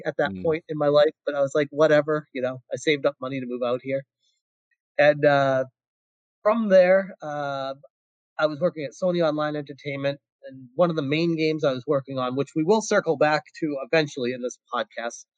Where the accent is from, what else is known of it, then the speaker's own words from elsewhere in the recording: Massachusetts, United States; moved away as an adult; now in California, United States; I was born and raised in Massachusetts and moved out to California when I was 25.